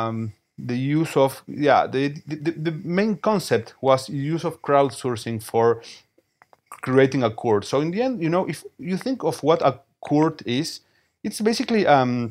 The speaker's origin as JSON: {"language": "English", "region": "Buenos Aires", "country": "Argentina", "said": "I am from Buenos Aires, Argentina"}